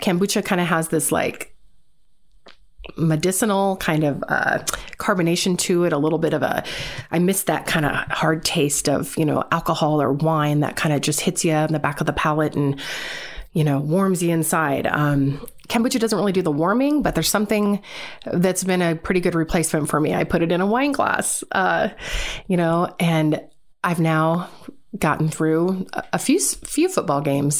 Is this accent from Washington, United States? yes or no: yes; Seattle, Washington, United States; born and raised in Seattle, Washington